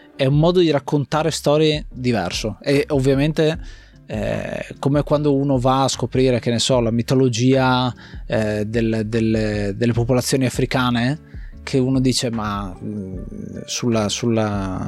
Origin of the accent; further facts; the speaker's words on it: Gorizia, Friuli-Venezia Giulia, Italy; sono nato lì, eh, sono nato a Gorizia, eh, in quella zona